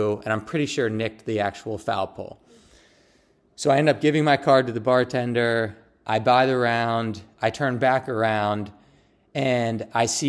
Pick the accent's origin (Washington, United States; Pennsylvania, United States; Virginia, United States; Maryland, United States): Pennsylvania, United States; Pittsburgh; I'm from Pittsburgh, Pennsylvania